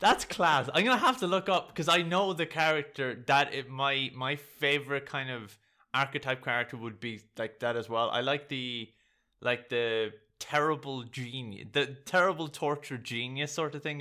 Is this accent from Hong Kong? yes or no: no; Ireland; I'm Irish